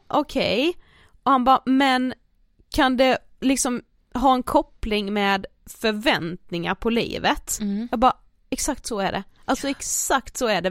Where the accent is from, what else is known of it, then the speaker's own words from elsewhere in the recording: Karlshamn, Blekinge, Sweden; moved away; jag har ju varit hemma i Karlshamn över helgen